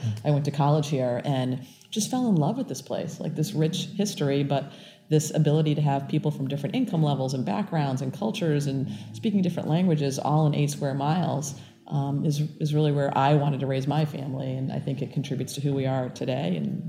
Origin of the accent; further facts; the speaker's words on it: Hawaii, United States; born there; I was born in Hawaii. I'm a Navy brat